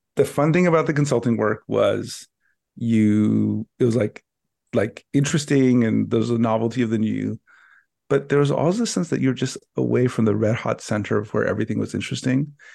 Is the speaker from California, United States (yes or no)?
yes; Los Angeles, California, United States; when I grew up in Los Angeles, I grew up in a part just east of downtown